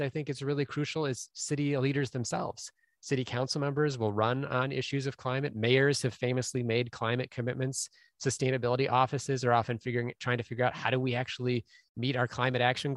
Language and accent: English; Minneapolis, Minnesota, United States; Minneapolis instead, which is my hometown